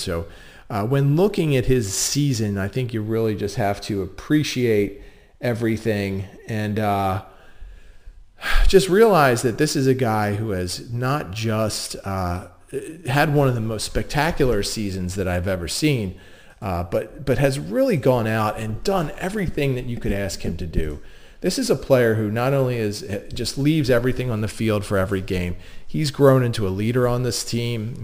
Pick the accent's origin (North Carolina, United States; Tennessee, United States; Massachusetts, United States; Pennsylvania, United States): Pennsylvania, United States; Delaware County; accent: Delco; I am a Delco native